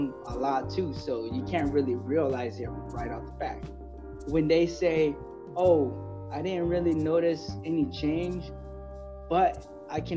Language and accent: English; San Diego, California, United States; growing up in City High here in San Diego